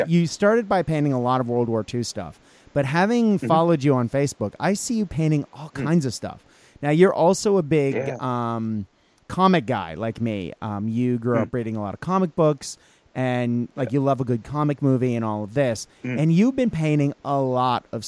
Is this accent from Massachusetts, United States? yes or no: yes; near Boston, Massachusetts, United States; I grew up in Massachusetts, near Boston, two towns over from Lexington